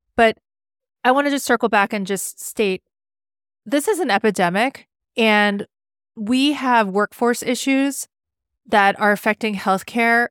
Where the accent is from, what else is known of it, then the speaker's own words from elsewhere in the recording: California, United States; moved away as an adult; also born or lived in Rhode Island / Rochester, New York / Pittsburgh / Washington, D.C.; now in Cleveland, United States; I grew up in California, and then I came to the East Coast